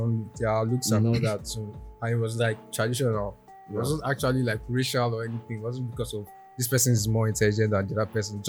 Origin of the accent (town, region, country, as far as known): Nigeria